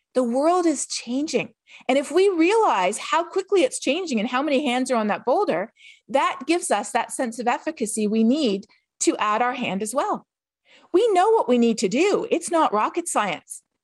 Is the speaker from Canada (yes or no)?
yes; Canada; I'm from Canada.